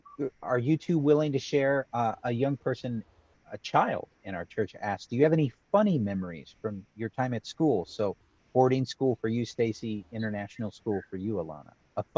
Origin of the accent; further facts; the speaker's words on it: Washington, United States; moved away; I grew up in Washington State in the mm-hmm. Northwest. And from my backyard growing up, we could see Mount Rainier